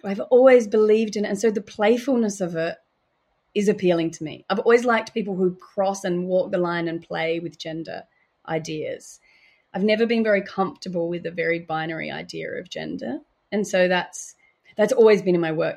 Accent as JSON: {"language": "English", "town": "Adelaide", "region": "South Australia", "country": "Australia", "tie": "born or raised there", "moved": "yes", "said": "Fucking Adelaide, which is about my hometown"}